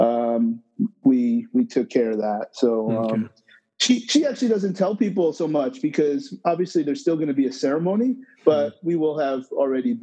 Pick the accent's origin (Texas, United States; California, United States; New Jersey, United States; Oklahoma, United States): New Jersey, United States; Toms River; moved away as an adult; now in New York, United States; Born in New York, but not raised. Okay. Raised in Tom's River, New Jersey